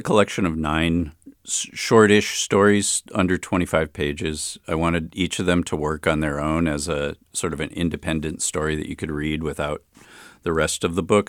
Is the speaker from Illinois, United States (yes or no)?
yes; Chicago, Illinois, United States; also born or lived in Berkeley; now in Oakland, United States; I grew up in Hyde Park in Chicago near the university.